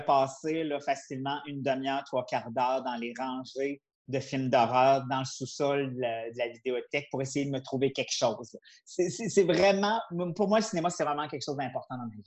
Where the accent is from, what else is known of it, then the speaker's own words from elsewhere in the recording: Quebec City, Quebec, Canada; je viens de Québec, j'habitais Beauport, puis il y avait un cinéma à tous les dimanches à la salle paroissiale